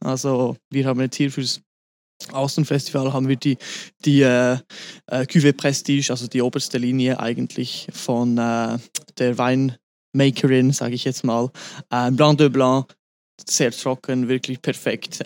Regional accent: Grindelwald, Bern, Switzerland; moved away as an adult; now in Zermatt, Switzerland; ab nächsten Sommer werde ich zurück in meine Heimat, ins schöne Berner Oberland, Fuße des Eigers, den kennt man natürlich auch überall, äh, nach Grindelwald zurückgehen. Dort hat meine Familie schon ein, ein Hotel

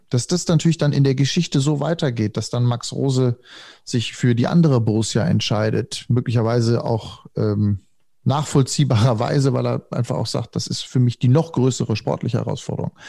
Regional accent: Hagen, North Rhine-Westphalia, Germany; also born or lived in Dortmund; ich bin ja Kind des Ruhrgebiets. Du hast gesagt, wenn man Hagen da noch zum Ruhrgebiet zählen kann, wo ich groß geworden bin

